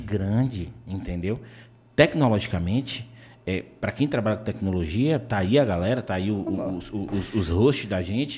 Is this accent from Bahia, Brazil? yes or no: yes; Vitória da Conquista, Bahia, Brazil; moved away as an adult; also born or lived in Salvador; eu sou nascido e criado em Vitória da Conquista